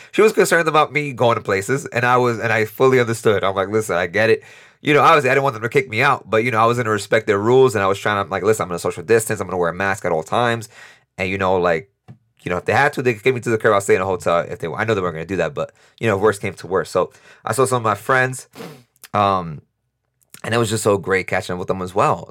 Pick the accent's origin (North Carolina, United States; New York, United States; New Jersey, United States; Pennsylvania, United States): New York, United States; moved away as an adult; now in Costa Rica; we're both from New York, we both live in Costa Rica